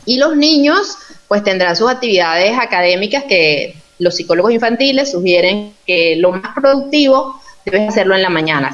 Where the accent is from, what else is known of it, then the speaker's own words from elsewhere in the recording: Yaracuy, Venezuela; moved away; soy de Yaracuy, tú sabes que soy de Yaracuy